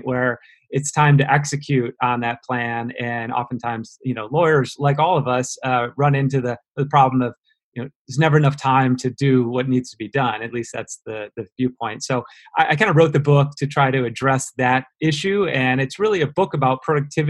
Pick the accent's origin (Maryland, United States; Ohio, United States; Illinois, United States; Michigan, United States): Michigan, United States; Detroit; also born or lived in Chicago; went from there back to my hometown, which is Detroit, Michigan